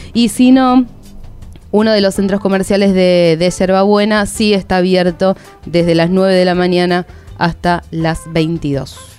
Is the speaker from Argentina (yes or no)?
yes; Argentina; yo soy del interior del país, no soy de, de capital